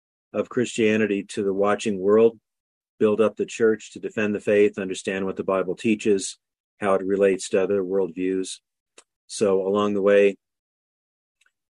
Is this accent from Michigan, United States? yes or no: no; Anchorage, Alaska, United States; I was born in Anchorage, Alaska in 1957, 2 years before it became a state.